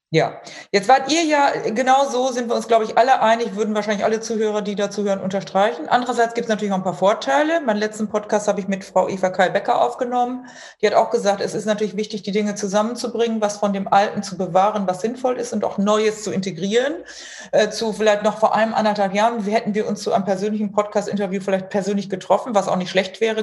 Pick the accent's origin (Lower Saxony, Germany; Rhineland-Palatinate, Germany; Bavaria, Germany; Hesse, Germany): Lower Saxony, Germany; Emsland; also born or lived in Münster; ich komme ja auch aus dem Münsterland, also genauer gesagt Emsland